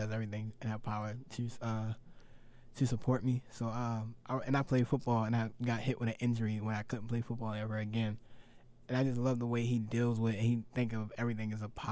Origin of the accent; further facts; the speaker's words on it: United States; I'm from America